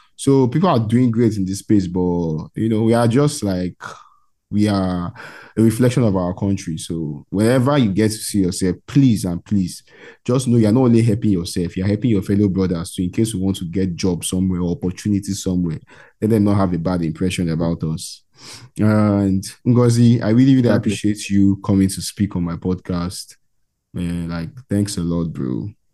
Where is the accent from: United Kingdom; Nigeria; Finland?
Nigeria; I'm from Nigeria, bro. I'm from West Africa, Nigeria